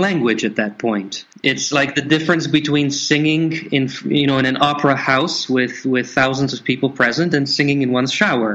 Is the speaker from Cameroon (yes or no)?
no; Canada; moved away; Being born in Canada